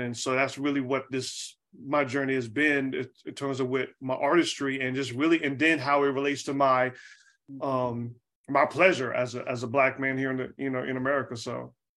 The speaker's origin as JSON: {"language": "English", "town": "Charlotte", "region": "North Carolina", "country": "United States", "tie": "born or raised there", "also_born_or_lived": "Atlanta", "moved": "as an adult", "lives_now": "Oakland, United States", "said": "I'm from Charlotte, North Carolina. I grew up in, you know, North Carolina"}